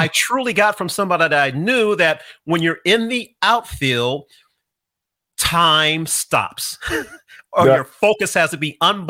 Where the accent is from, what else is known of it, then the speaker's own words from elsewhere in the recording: San Diego, California, United States; I grew up in San Diego